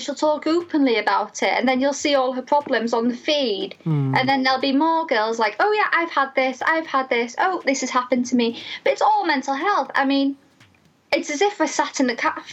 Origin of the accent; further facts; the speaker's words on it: North Wales, United Kingdom; I'm from North Wales